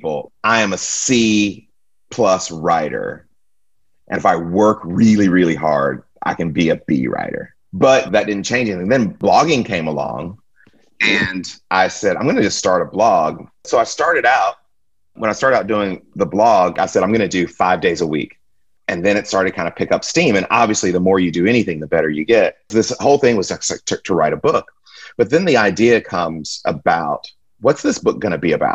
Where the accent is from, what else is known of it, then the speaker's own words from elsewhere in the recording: Stone Mountain, Georgia, United States; moved away as an adult; also born or lived in Jackson, Mississippi / Abilene, Texas; now in Houston, United States; I was born in Jackson, Mississippi. We moved, I think I was in 6th or 7th grade. We moved to Atlanta, Georgia, and I grew up in Stone Mountain.